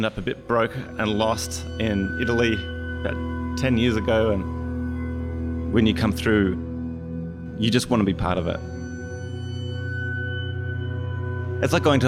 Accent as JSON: {"language": "English", "country": "Australia", "moved": "yes", "said": "I'm from Australia."}